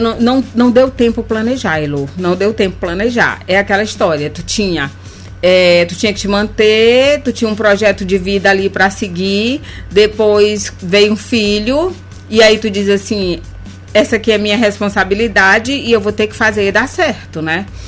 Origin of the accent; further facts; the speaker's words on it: Bacabal, Maranhão, Brazil; now in São Luís, Brazil; eu sou do interior do Maranhão, eu sou de Bacabal